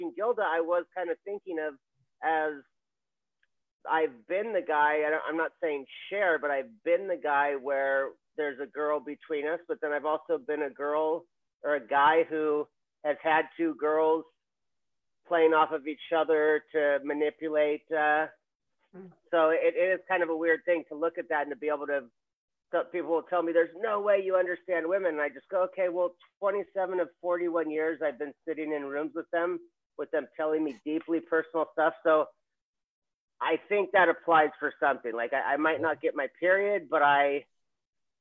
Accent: Hawaii, United States; I'm from Hawaii

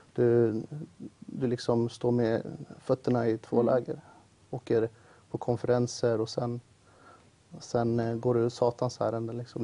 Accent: Uppsala, Uppsala County, Sweden; jag växte upp i Uppsala då. I ett område som heter Årsta

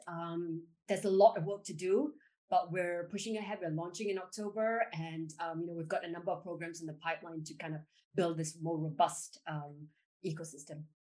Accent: Singapore; I was born in Singapore

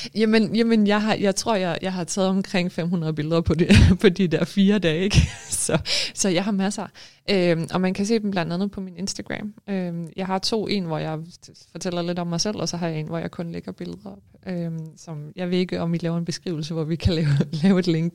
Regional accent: Denmark; moved away as an adult; now in Greenland; jeg er jo født og opvokset i Danmark

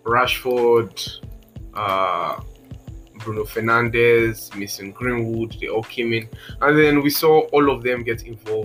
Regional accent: Nigeria; I was from Nigeria.

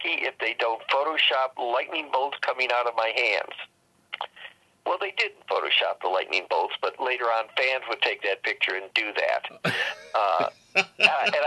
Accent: Cleveland, Ohio, United States; also born or lived in New York; my hometown of Cleveland

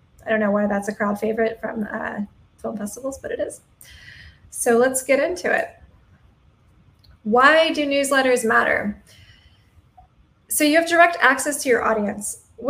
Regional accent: Atlanta, Georgia, United States; now in Wilmington, United States; I'm originally from Atlanta, but at this point I've lived in 6 different cities across 3 separate countries.

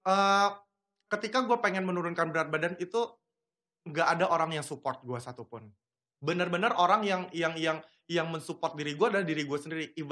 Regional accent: Padang, West Sumatra, Indonesia; kalau gue kan kampung gue di Padang ya saya hmm. di Padang itu kan makanannya pada endul-endul

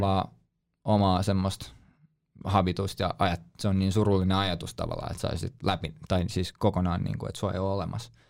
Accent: Helsinki, Uusimaa, Finland; Mä sanoin, "Suomesta, Helsinki."

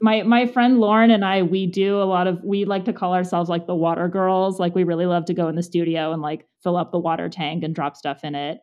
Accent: Monrovia, California, United States; I grew up in Monrovia, which is outside of Pasadena

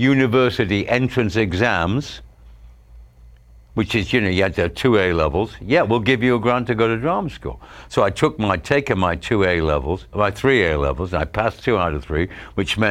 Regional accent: Stretford, North West England, United Kingdom; moved away as an adult; I was from Stretford.

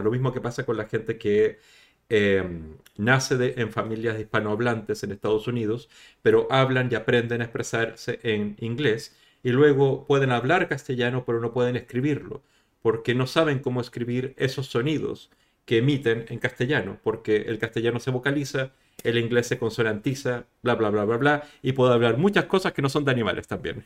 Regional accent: Chile; accent: Latin American; moved away as an adult; also born or lived in Madrid, Spain; now in Spain; de Chile, de donde vengo yo

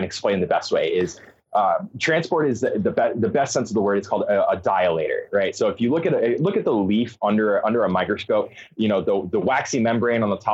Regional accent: Arizona, United States; moved away as an adult; now in Oregon, United States; I'm originally from Arizona. I moved up to Oregon, sight unseen, about 5 years ago

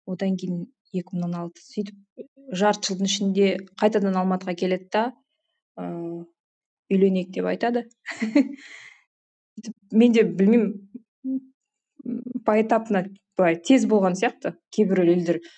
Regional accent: Jambyl Region, Kazakhstan; moved away as an adult; now in Austria; ыыы өзім жамбыл облысының тумасымын осы төрт жылдай болды австрия елінде тұрып жатырмын деген венаның қасындағы кішкентай қалашықта

